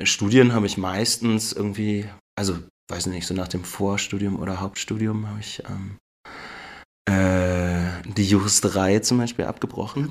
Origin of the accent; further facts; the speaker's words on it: Berlin, Germany; moved away as an adult; also born or lived in Ludwigsburg; now in Memmingen, Germany; Ich komme eigentlich aus Berlin, mhm. bin da geboren und aufgewachsen